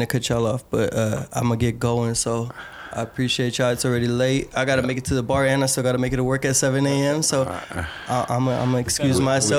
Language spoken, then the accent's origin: English; Denver, Colorado, United States; We grew up in Denver. This is our shit.